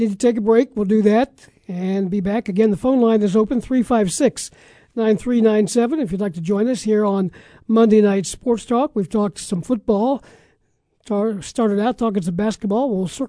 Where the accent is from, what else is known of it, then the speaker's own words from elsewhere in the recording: Ohio, United States; being born and raised in Ohio